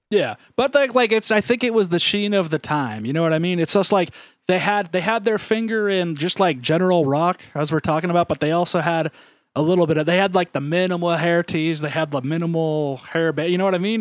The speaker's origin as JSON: {"language": "English", "town": "Ramona", "region": "California", "country": "United States", "tie": "born or raised there", "said": "I grew up in Ramona, and for people that don't know, Ramona is this kinda weird, it's actually still technically on the western half of, um, San Diego County"}